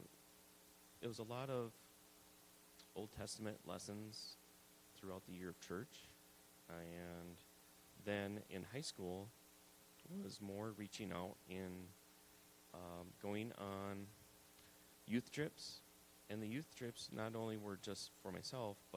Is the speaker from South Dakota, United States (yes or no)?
yes; South Dakota, United States; moved away; I grew up in South Dakota.